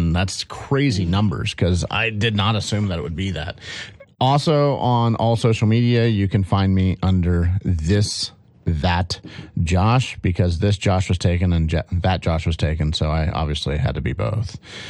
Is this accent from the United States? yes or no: yes; United States; even though I'm an American attorney